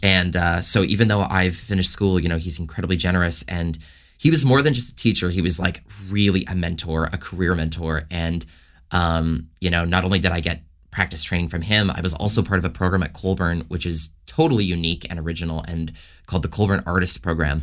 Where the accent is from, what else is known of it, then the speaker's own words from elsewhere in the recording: Toronto, Ontario, Canada; moved away as an adult; also born or lived in Los Angeles; born and raised in Toronto